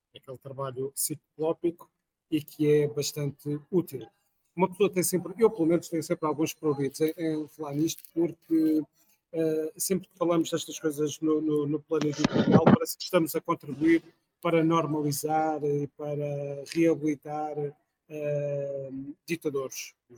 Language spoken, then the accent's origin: Portuguese; Porto, Norte, Portugal; sou do Porto